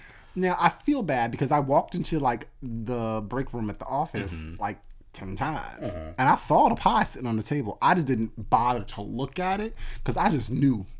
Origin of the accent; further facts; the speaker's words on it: the North, United States; I'm from the North.